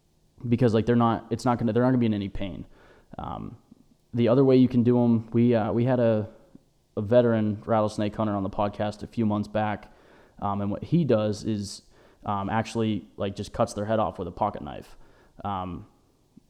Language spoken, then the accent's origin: English; Erie, Pennsylvania, United States; we're from Erie, Pennsylvania.